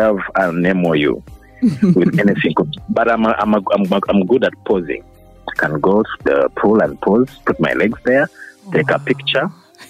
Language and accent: English; Mbale, Eastern Region, Uganda; I'm actually born from East, from Bali. I'm Mugiso by tribe.